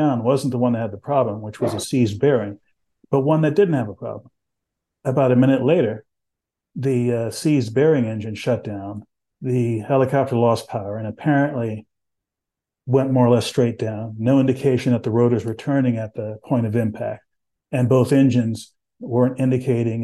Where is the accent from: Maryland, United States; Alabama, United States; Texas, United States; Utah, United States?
Texas, United States; San Antonio; When I was growing up in Texas, I grew up in San Antonio